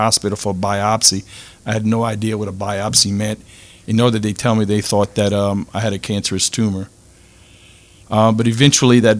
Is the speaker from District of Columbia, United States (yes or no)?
no; Lafayette, Louisiana, United States; I'm from Lafayette, Louisiana. I'm a real estate broker here in town.